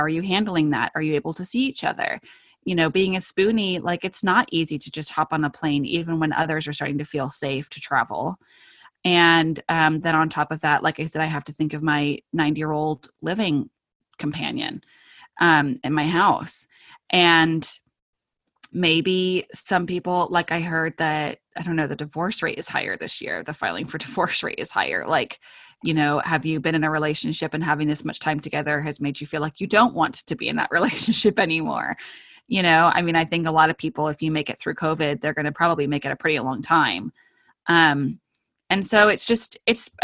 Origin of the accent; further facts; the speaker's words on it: United Kingdom; I am British